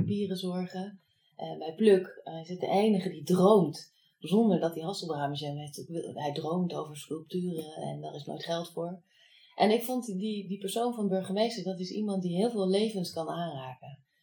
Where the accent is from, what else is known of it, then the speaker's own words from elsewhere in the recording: The Hague, South Holland, Netherlands; moved away as an adult; also born or lived in Enschede; ik kom uit Den Haag. En ik wou zo ver mogelijk weg van de Randstad